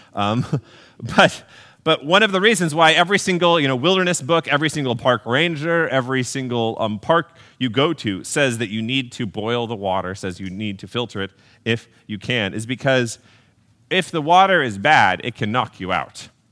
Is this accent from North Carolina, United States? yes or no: no; Texas, United States; Growing up in Texas